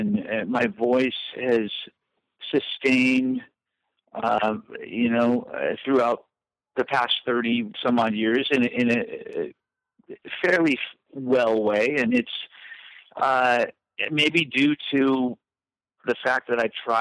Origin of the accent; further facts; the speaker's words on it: Southern California, United States; also born or lived in Whittier / Pasadena / La Mirada / Fullerton; I grew up in Southern California